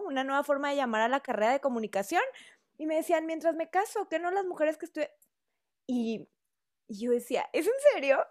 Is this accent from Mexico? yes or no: yes; northern Mexico, Mexico; accent: norteño; tengo un acento norteño